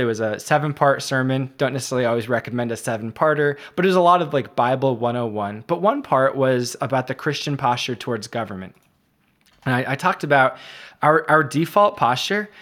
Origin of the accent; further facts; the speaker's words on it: United States; as American